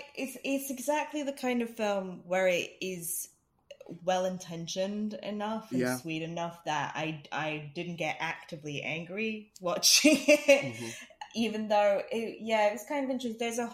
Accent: United States; I could speak as an American.

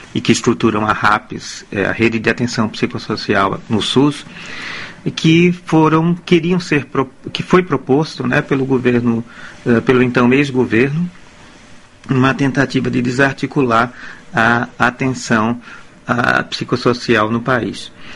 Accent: Aracaju, Sergipe, Brazil; also born or lived in Porto Alegre, Rio Grande do Sul / Cuiabá, Mato Grosso / Recife; now in Amsterdam, Netherlands; Eu nasci em Aracaju, em Sergipe, estado aqui irmão nordestino do Ceará

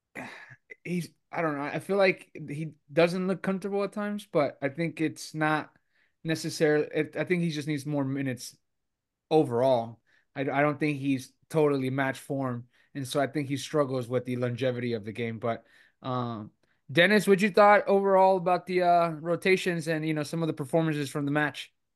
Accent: Monterrey, Nuevo León, Mexico; moved away; the importance that it has for me uh, being my hometown

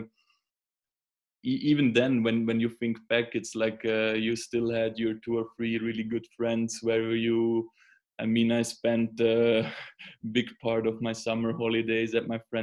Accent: Switzerland; growing up in Switzerland

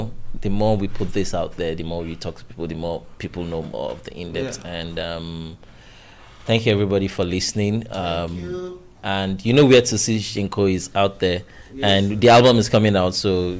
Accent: Lagos, Nigeria; also born or lived in Ondo; I grew up in Ijigbo now.

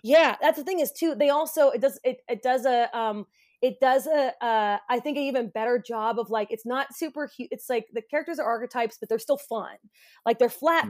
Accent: United States; growing up in America

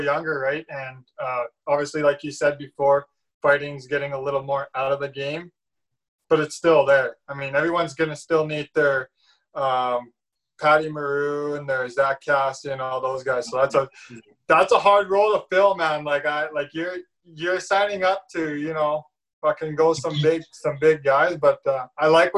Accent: Samson Cree Nation, Alberta, Canada; I'm obviously an Aboriginal. I'm from Samson

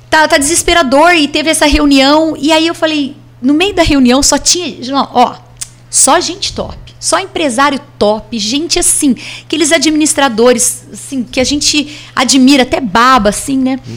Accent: Batatais, São Paulo, Brazil; ah, de onde você é? De Batatais, nossa, a cidade daquela chacina.

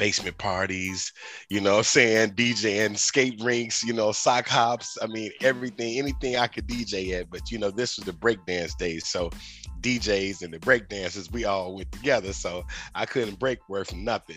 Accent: Chicago, Illinois, United States; I'm from Chicago

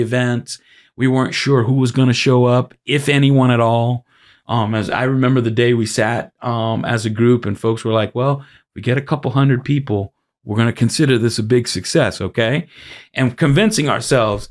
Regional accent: Miami, Florida, United States; also born or lived in Brooklyn, New York; I was born in Brooklyn. but I've lived most of my life, almost all of it, here in Miami

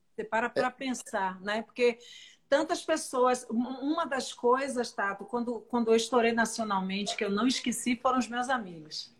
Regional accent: Northeast Region, Brazil; eu sou mais nordestina que você

